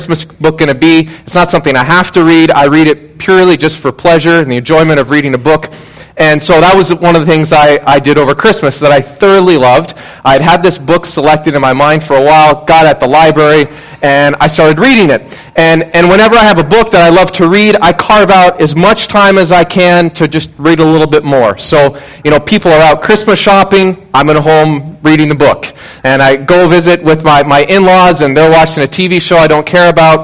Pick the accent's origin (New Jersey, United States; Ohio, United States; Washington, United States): Washington, United States; Puget Sound area; moved away; I grew up in the Puget Sound area in Washington State